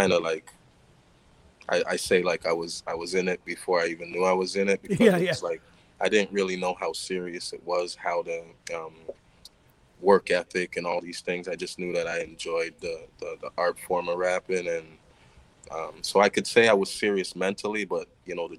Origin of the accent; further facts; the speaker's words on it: Toronto, Ontario, Canada; Born and raised in Canada, Toronto, Canada.